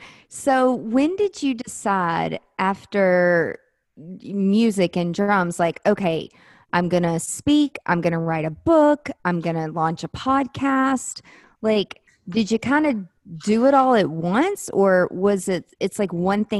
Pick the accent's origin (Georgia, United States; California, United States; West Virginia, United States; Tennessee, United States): Tennessee, United States; Nashville; I grew up in Nashville